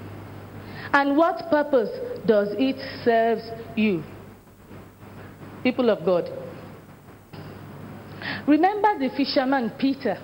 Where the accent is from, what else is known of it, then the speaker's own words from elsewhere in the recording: Nigeria; I'm a Nigerian